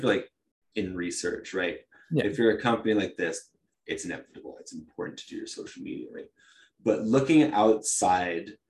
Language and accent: English; Talent, Oregon, United States; I grew up in Talent